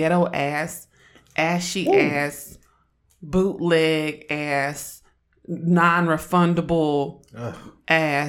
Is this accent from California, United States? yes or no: yes; Oakland, California, United States; I'm from Oakland, and I'm an androgynous, black, lesbian feminist